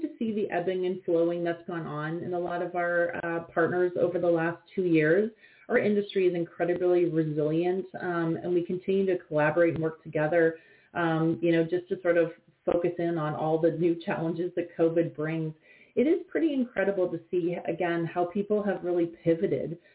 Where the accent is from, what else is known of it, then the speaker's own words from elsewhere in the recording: London, Ontario, Canada; now in Toronto, Canada; I grew up in London, Ontario